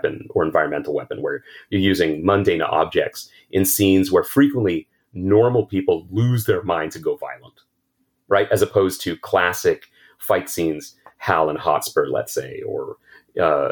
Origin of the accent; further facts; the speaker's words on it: Ottawa, Ontario, Canada; a kid growing up in Ottawa